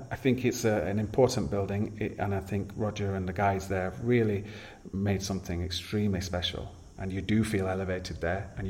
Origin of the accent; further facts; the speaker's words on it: Yorkshire and the Humber, United Kingdom; now in Ibiza, Spain; being a Yorkshire man and it being down the road from where I grew up.